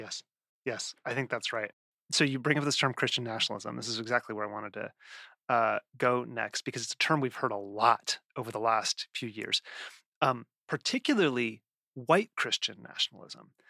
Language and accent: English; the West, United States; I grew up in the West